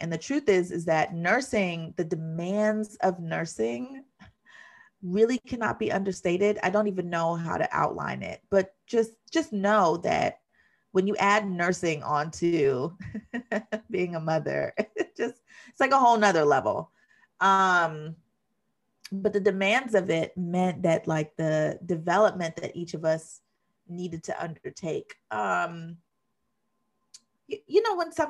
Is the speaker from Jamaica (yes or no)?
yes; Jamaica; I'm Jamaican, and so I don't just say kiss